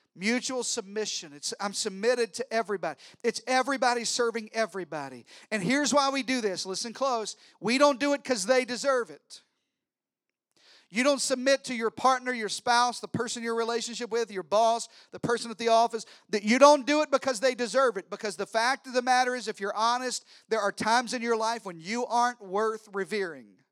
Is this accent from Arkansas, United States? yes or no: yes; Arkansas, United States; I'm from Arkansas. I'm related to everybody.